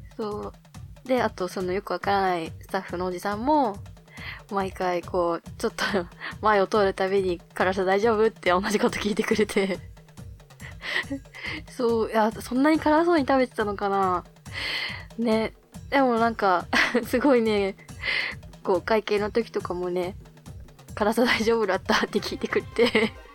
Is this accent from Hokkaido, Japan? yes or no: yes; Hokkaido, Japan; moved away as an adult; now in Tokyo, Japan; 北海道の大自然の中で育った